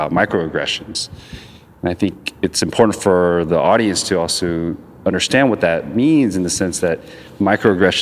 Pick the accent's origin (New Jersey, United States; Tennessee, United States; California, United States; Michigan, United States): California, United States; Long Beach; I'm from Long Beach